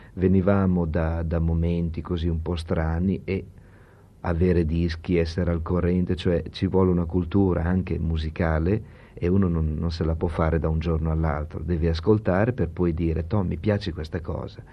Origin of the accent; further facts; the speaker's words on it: Bologna, Emilia-Romagna, Italy; da bolognese